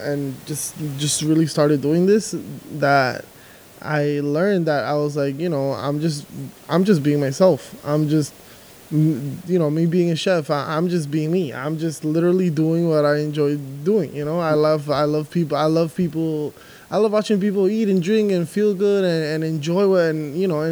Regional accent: New York City, New York, United States; also born or lived in Dominican Republic; I was actually born here. I was born in Queens. But I'm, like, very Dominican.

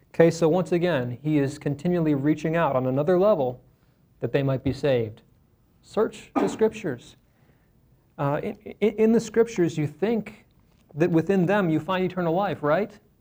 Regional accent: Cleveland, Ohio, United States; I was born in April. Rushed to Rainbow Babies and Children's Hospital, that's in Cleveland

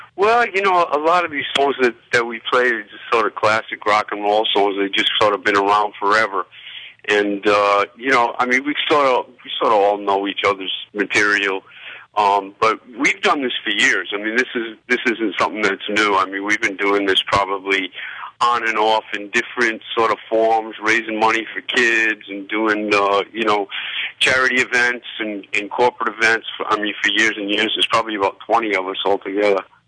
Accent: Rhode Island, United States; we're from Rhode Island

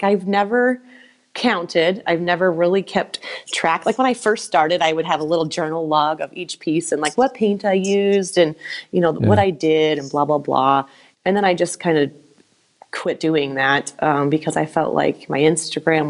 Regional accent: Anthon, Iowa, United States; also born or lived in Mapleton; my hometown of Anthon

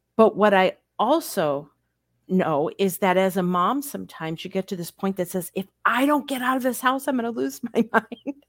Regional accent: Upper Peninsula of Michigan, United States; moved away; I grew up in the Upper Peninsula of Michigan

